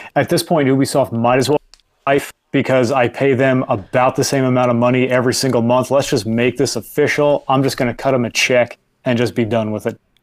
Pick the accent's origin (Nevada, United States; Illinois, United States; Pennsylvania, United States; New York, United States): New York, United States; I'm a New Yorker and I love my New York environment